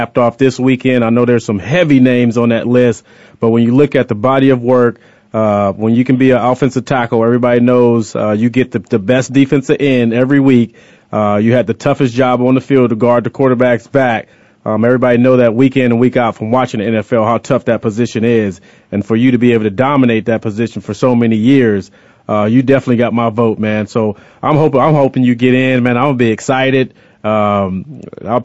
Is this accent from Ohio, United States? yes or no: no; California, United States; born and raised in California